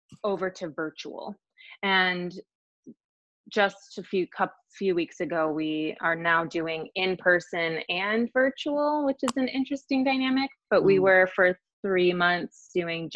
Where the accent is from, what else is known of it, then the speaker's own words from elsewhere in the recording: Chicago, Illinois, United States; now in Kansas City, United States; I'm originally from Chicago and never ever thought I would live in Missouri